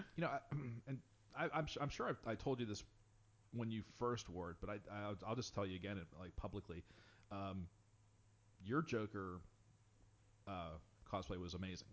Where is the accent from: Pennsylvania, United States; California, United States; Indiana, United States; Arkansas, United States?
Pennsylvania, United States; Pittsburgh; growing up in Pittsburgh